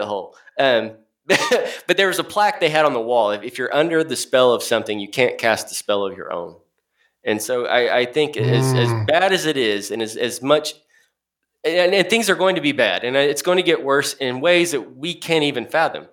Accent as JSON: {"language": "English", "region": "Oklahoma", "country": "United States", "said": "I'm from Oklahoma"}